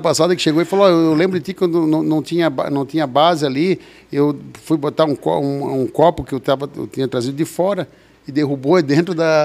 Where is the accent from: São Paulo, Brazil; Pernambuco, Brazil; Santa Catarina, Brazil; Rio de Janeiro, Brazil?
Santa Catarina, Brazil; Indaial; also born or lived in Blumenau; eu, nasci em Blumenau, porque tem uma história antiga que em Blumenau era a maior, em Dayal era a maior taxa de mortalidade infantil na década ah, de 70